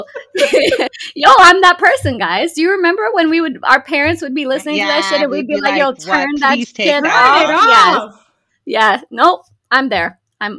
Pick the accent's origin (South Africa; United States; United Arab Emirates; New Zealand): United Arab Emirates; Dubai; And also, I grew up in Dubai. It was a British influence.